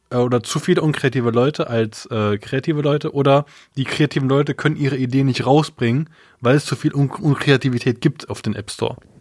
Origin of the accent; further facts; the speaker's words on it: Germany; ich bin ja in Deutschland geboren